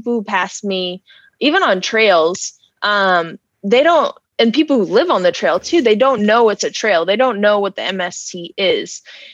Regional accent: Wake Forest, North Carolina, United States; I grew up in Wake Forest.

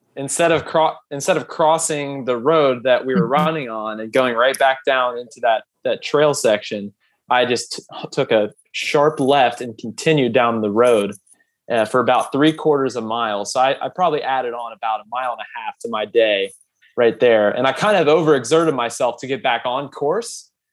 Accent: Ohio, United States; I'm from Ohio

